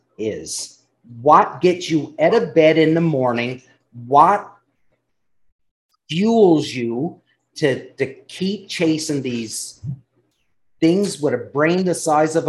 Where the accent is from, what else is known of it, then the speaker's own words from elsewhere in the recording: Canada; I'm from Canada where our provinces are massive